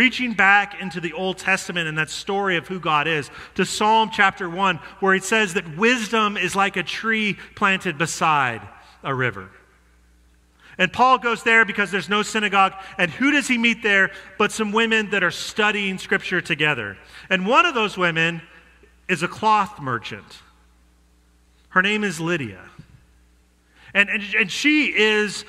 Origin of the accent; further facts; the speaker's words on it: Denver, Colorado, United States; I'm from Denver